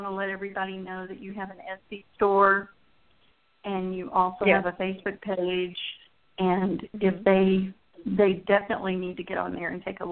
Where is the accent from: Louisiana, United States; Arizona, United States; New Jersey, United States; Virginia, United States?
Arizona, United States; Phoenix; moved away; When I grew up in Arizona in Phoenix